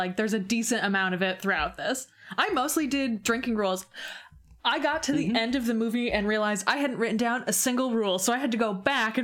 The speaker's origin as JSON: {"language": "English", "area": "East Lansing", "region": "Michigan", "country": "United States", "tie": "born or raised there"}